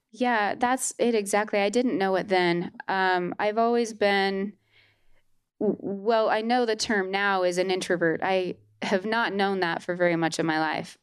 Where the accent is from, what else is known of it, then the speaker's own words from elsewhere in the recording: Holladay, Utah, United States; I was born and raised in Holiday, Utah.